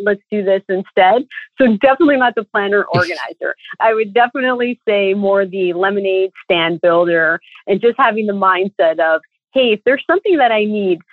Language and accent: English; Toronto, Ontario, Canada; I was born and raised in Toronto